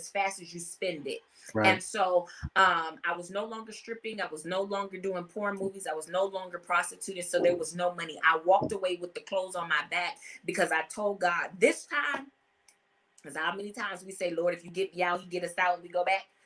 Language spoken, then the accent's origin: English; Compton, California, United States; also born or lived in Los Angeles, California; now in Atlanta, United States; I'm from Compton, California